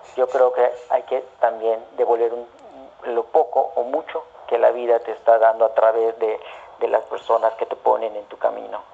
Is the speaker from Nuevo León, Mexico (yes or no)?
no; Mérida, Yucatán, Mexico; moved away as an adult; also born or lived in Mexico City; saliendo de Mérida